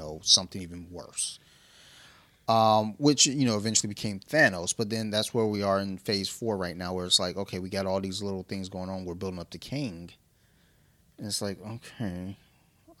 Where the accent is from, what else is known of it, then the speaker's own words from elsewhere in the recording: Detroit, Michigan, United States; I'm from Detroit